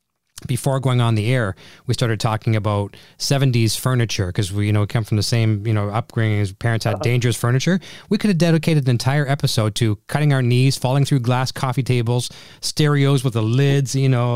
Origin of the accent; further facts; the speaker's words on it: Canada; But I'm Canadian